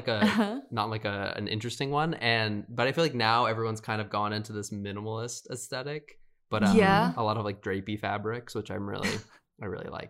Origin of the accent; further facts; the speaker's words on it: Midwest, United States; now in Los Angeles, United States; I was from the Midwest too, so no one had a fashion sense.